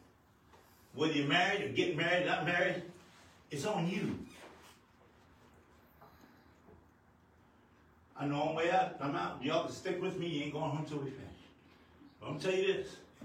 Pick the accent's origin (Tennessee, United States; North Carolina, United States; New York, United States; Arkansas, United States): New York, United States; moved away; also born or lived in New Mexico; I'm born and raised in New York, but we came from a place out of New Mexico